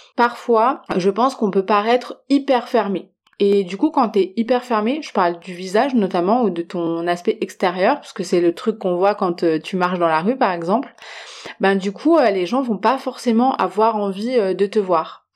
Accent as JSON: {"language": "French", "country": "France", "said": "je viens de France"}